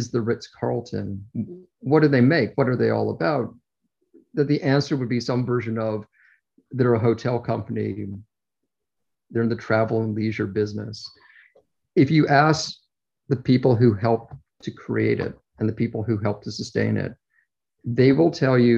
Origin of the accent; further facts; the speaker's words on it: Toronto, Ontario, Canada; accent: Canadian; If I sound like I have a Canadian accent, it's because I do. I'm originally from Toronto.